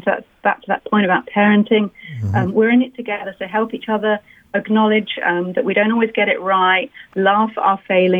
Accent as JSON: {"language": "English", "region": "London", "country": "United Kingdom", "moved": "yes", "said": "I'm from London"}